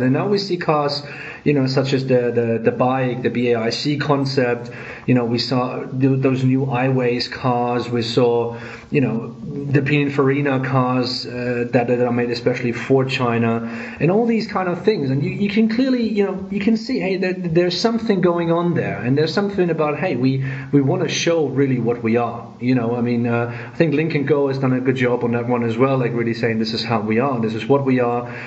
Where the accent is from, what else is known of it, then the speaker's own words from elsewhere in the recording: Germany; I'm from Germany